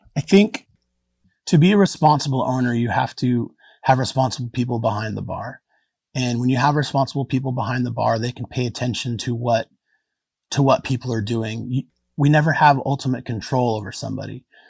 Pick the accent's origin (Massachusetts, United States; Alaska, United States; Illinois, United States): Alaska, United States; Anchorage; born or raised there